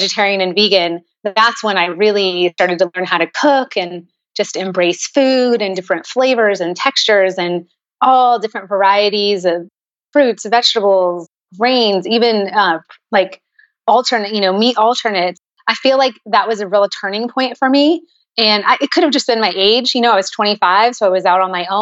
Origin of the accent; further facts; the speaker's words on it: San Jose, California, United States; now in Chandler, United States; I'm originally from San Jose, California, so up in the Bay Area